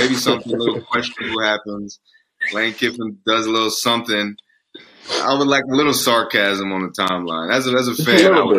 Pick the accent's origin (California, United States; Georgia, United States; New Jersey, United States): New Jersey, United States; being a Philly dude, I'm from Jersey, it's right there